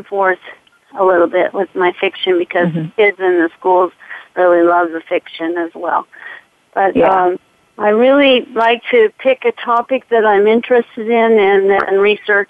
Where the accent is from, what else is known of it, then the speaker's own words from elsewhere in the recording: Portland, Oregon, United States; moved away as an adult; I grew up in Portland, Oregon, and I'm one of 11 children